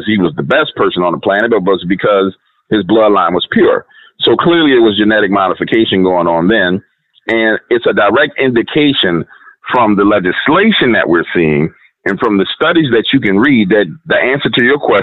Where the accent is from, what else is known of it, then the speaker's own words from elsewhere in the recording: United States; I'm American.